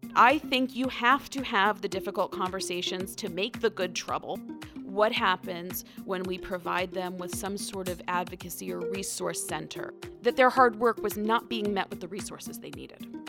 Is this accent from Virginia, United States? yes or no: yes; Northern Virginia, United States; I grew up in Northern Virginia